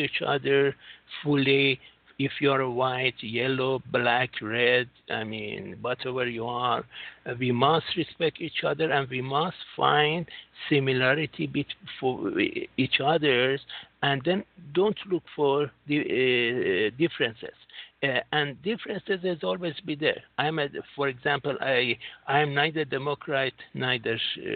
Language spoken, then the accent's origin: English; United States; now in Singapore; I'm from United States